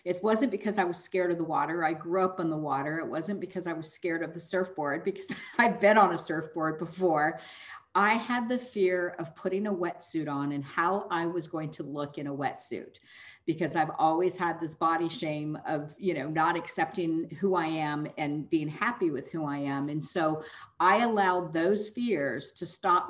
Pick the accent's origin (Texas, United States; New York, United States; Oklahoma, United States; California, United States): California, United States; moved away as an adult; also born or lived in East Coast; I grew up here in California, and then I left California for 22 years and went on the East Coast.